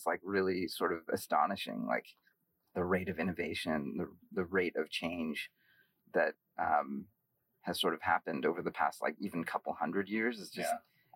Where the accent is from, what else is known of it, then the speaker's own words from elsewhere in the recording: San Francisco Bay Area, California, United States; growing up in San Francisco Bay Area